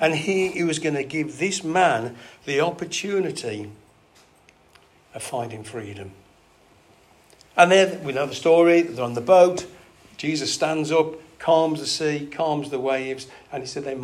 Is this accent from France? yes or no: no; England, United Kingdom; we're English